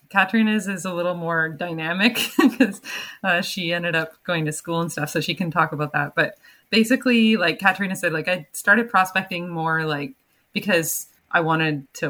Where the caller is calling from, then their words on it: Vancouver, British Columbia, Canada; And I'm calling in from my apartment in Vancouver.